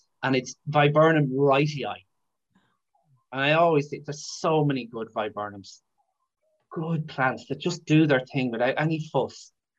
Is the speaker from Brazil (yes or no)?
yes; Brazil; I'm from Brazil, so I'm not sure how hard it'd be, but you just don't care.